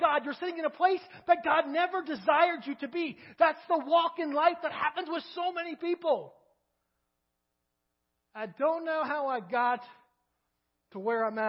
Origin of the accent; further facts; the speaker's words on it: Kentucky, United States; moved away as an adult; now in Crawford, United States; I'm from Kentucky